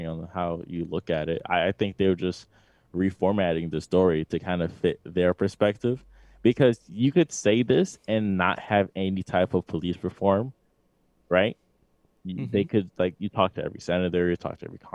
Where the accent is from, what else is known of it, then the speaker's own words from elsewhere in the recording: New York City, New York, United States; we're from New York City